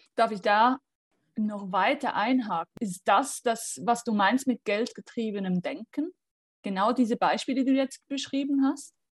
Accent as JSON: {"language": "German", "country": "Switzerland", "said": "ich komme aus der Schweiz"}